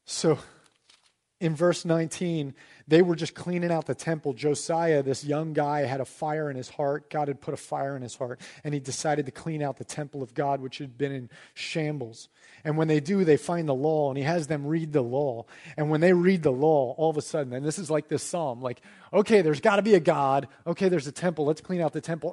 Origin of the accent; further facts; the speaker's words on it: United States; as an American citizen